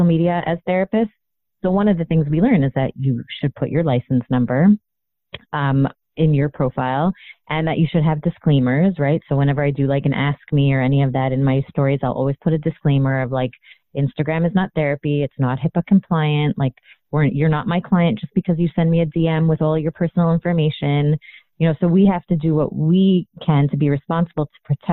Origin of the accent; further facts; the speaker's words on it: Toronto, Ontario, Canada; I grew up in Toronto, Canada